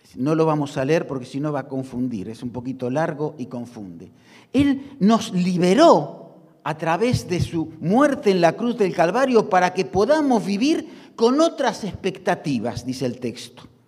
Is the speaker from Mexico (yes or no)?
no; Argentina; como los argentinos